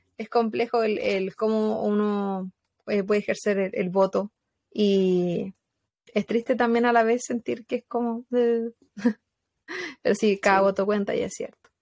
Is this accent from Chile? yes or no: yes; Chile; moved away; Como personas chilenas que vivimos en el extranjero